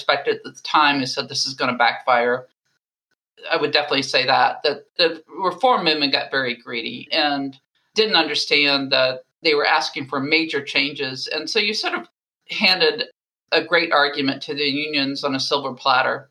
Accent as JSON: {"language": "English", "town": "Baltimore", "region": "Maryland", "country": "United States", "tie": "born or raised there", "said": "that was my hometown, Johns Hopkins"}